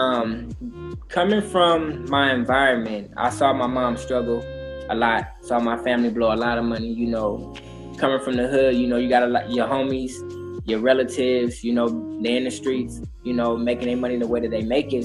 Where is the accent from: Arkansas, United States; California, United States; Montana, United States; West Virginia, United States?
California, United States; Inglewood; also born or lived in Atlanta, Georgia / Phoenix, Arizona; I'm from Inglewood, California. born and raised here in Los Angeles